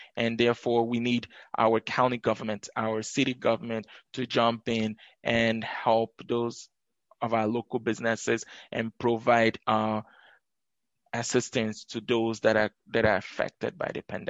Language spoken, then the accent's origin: English; Madison, Wisconsin, United States; I grew up here in Madison, from going to River Food Pantry to graduating from Madison East High School.